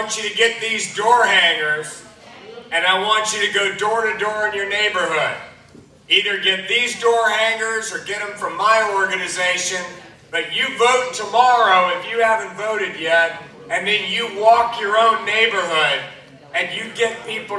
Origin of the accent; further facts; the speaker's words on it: Toccoa, Georgia, United States; I'm a Northeast Georgia boy. I grew up in Toccoa.